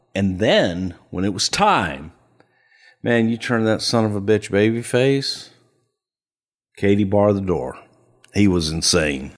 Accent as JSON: {"language": "English", "town": "El Paso", "region": "Texas", "country": "United States", "tie": "born or raised there", "also_born_or_lived": "Houston, Texas", "moved": "yes", "said": "I grew up in El Paso"}